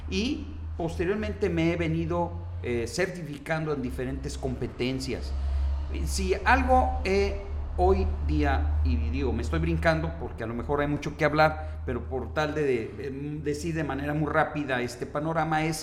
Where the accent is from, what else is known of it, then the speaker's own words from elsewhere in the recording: Tepic, Nayarit, Mexico; Mira, yo soy de aquí, de Tepic, Nayarit.